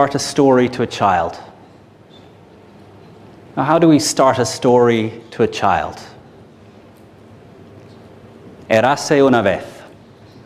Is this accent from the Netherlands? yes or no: no; Ireland; I'm Irish, 38 years old.